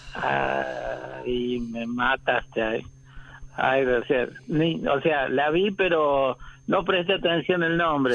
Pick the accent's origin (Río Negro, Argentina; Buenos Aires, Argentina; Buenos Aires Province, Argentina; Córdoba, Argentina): Córdoba, Argentina; soy de Córdoba, capital